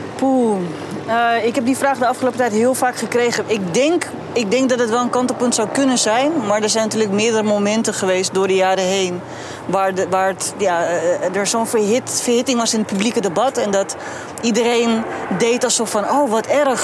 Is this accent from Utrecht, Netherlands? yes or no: no; Rotterdam, South Holland, Netherlands; ik ben een geboren Rotterdammer en deels ook getogen